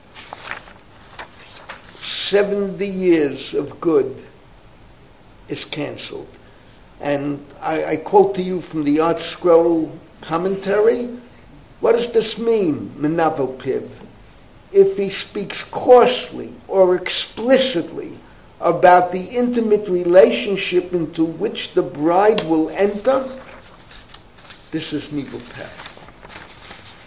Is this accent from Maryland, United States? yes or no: no; New York, United States; also born or lived in Maplewood; That paper came to my parents' house. There was the home news from the Bronx and the New York Post.